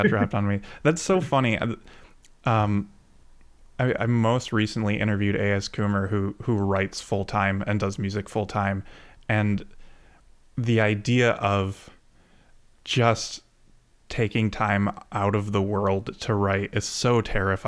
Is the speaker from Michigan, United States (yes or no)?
yes; Grand Rapids, Michigan, United States; I grew up in Michigan. I grew up in Grand Rapids